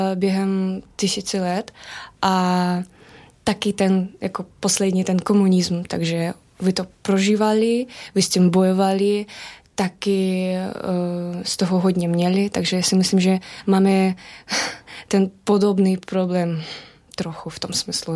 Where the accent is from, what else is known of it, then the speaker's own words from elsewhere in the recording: Belarus; Czech is a second language; now in Czech Republic; odkud jsem, říkal jsem z Běloruska